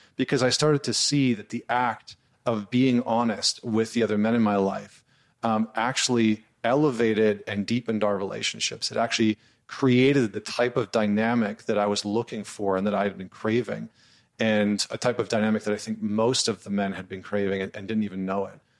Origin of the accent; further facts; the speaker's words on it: Northern Alberta, Canada; where I grew up in Northern Alberta, which is sort of like the Texas of Canada